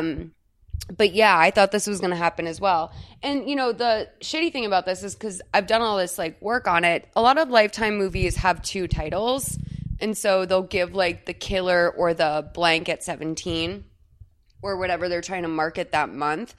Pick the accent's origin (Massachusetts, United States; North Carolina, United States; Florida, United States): Massachusetts, United States; Boston; moved away; also born or lived in Los Angeles; I'm from Boston